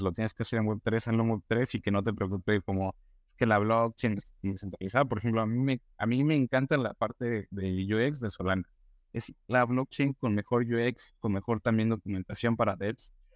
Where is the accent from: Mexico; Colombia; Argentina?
Mexico; como mexicanos o latinos